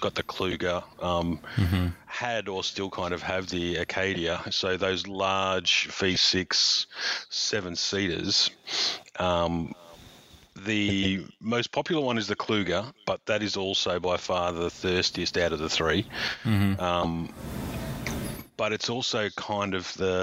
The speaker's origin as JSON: {"language": "English", "region": "Queensland", "country": "Australia", "said": "being a Queenslander, aside from having the best rum in the world and living in the best place on earth"}